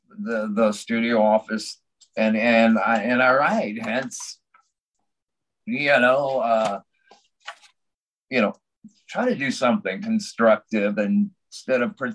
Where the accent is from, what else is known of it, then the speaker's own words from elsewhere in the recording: Los Angeles, California, United States; also born or lived in San Diego; I grew up in Los Angeles.